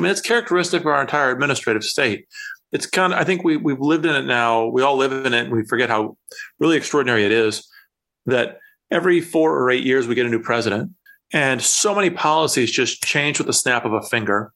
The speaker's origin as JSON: {"language": "English", "region": "Iowa", "country": "United States", "tie": "born or raised there", "said": "from my home state of Iowa"}